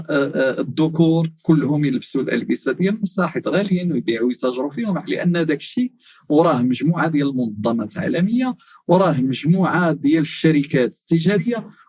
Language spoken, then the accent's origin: Arabic; Tetouan, Tanger-Tetouan-Al Hoceima, Morocco; born there; من مواليد مدينه تطوان 42 سنه آه، درست الحقوق في مدينه الرباط